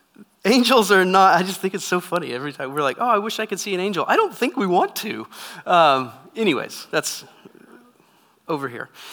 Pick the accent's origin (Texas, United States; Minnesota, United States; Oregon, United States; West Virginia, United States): Texas, United States; moved away as an adult; also born or lived in California; I was raised in Texas my whole life. Lived in Texas until I joined the Air Force.